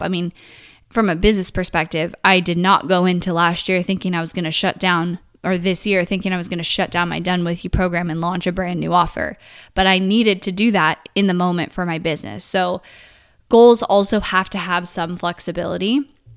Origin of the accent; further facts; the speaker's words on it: Northern California, United States; moved away as an adult; now in Texas, United States; I grew up in Northern California my whole life